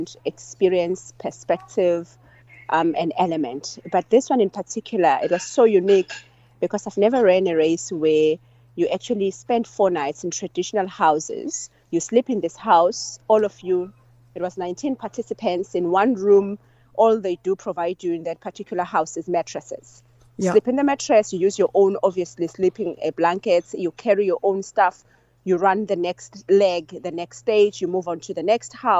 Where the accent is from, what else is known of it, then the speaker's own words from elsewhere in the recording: Seleni Village, KwaZulu-Natal, South Africa; born and bred in Seleni Village